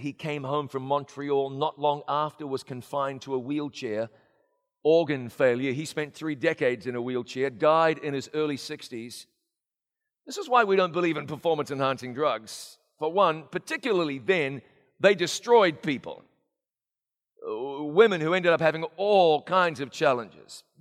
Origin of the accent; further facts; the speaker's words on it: New Zealand; moved away; my hometown of Ngarawaia in New Zealand